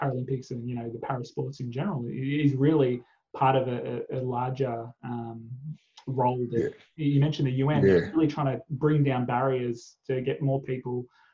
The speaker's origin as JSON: {"language": "English", "country": "Australia", "said": "as an Australian"}